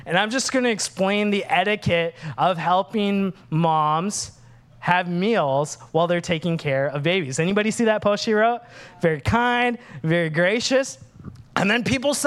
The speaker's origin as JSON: {"language": "English", "region": "Minnesota", "country": "United States", "tie": "born or raised there", "moved": "yes", "said": "I'm Sri Lankan, but I grew up in Minnesota."}